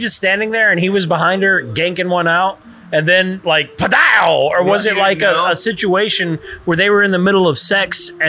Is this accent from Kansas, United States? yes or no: yes; Kansas, United States; And I'm from Kansas.